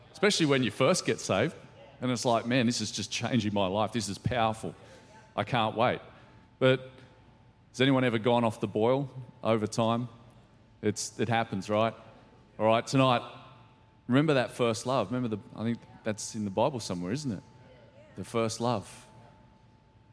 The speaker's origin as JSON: {"language": "English", "town": "Ballina", "region": "New South Wales", "country": "Australia", "tie": "born or raised there", "also_born_or_lived": "Lismore / London", "moved": "as an adult", "said": "I grew up in Ballina, just a few hours south of here, and went to school there"}